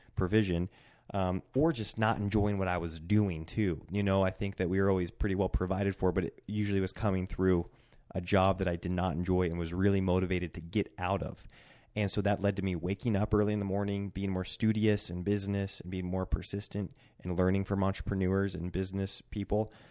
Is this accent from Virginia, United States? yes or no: no; Centralia, Washington, United States; also born or lived in Bend, Oregon; now in Coeur d'Alene, United States; And then we moved to my hometown in Centralia, Washington, and we were there 'cause it was my family's town.